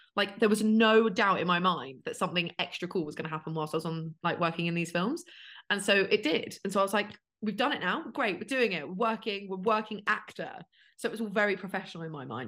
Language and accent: English; United Kingdom; now in London, United Kingdom